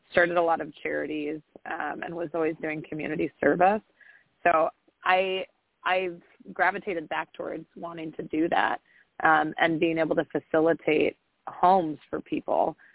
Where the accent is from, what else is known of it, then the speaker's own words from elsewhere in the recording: Newport, Oregon, United States; born there; also born or lived in Mexico; I was born in Oregon, in Newport, Oregon, on the coast, um, and then I actually ended up moving to Mexico for five years